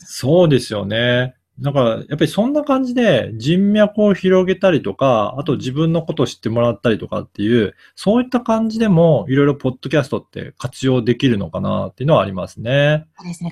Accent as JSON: {"language": "Japanese", "region": "Okayama", "country": "Japan", "tie": "born or raised there", "moved": "yes", "said": "私の実家が、はい。岡山なんですね"}